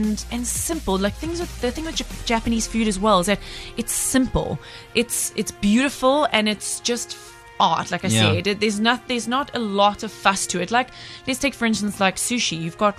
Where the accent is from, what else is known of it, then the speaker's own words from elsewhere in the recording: South Africa; as a South African